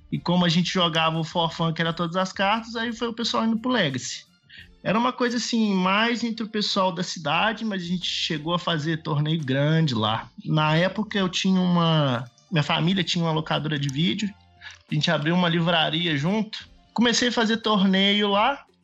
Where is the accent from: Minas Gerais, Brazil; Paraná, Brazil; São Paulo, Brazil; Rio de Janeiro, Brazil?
Minas Gerais, Brazil; São João del Rei; now in Pouso Alegre, Brazil; eu sou de São João Del Rei, mas agora tô morando em Pouso Alegre. É, São José é uma cidadezinha ali perto de Tiradentes, bastante igreja.